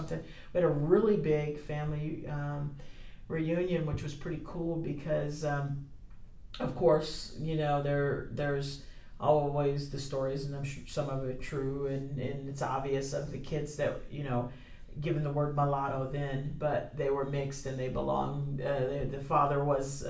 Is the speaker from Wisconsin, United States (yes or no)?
no; Hampton, Virginia, United States; born and graduated high school there.